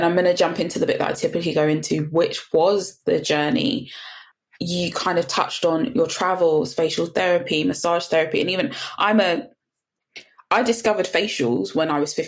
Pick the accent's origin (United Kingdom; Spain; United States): United Kingdom; Fulton Heath, England; I grew up in Fulton Heath. So we're slap bang across the road from the giant Tesco's in the middle of Fulton Heath.